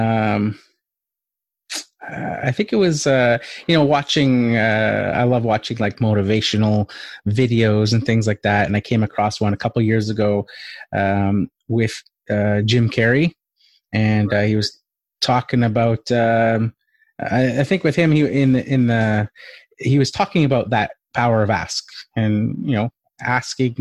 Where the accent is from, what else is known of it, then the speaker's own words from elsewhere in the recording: Canada; I'm Canadian